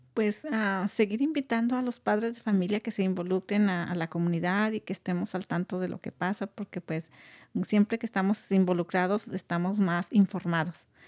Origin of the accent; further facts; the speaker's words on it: Guanajuato, Mexico; now in California, United States; yo soy originaria de un pueblo muy pequeño de Guanajuato, México